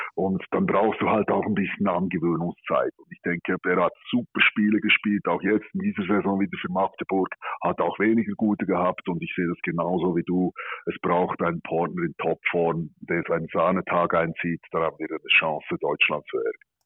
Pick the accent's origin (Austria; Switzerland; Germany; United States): Switzerland; wir als Schweizer